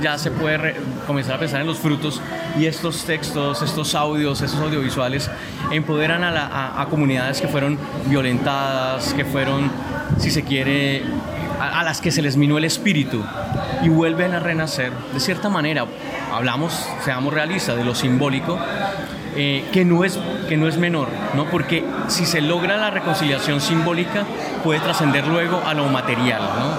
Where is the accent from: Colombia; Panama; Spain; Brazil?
Colombia